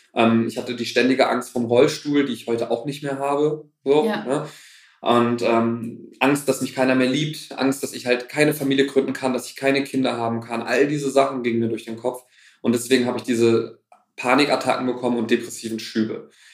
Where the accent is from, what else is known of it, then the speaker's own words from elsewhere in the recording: Kassel, Hesse, Germany; also born or lived in Wuppertal; bin zurück nach Kassel, meine Heimatstadt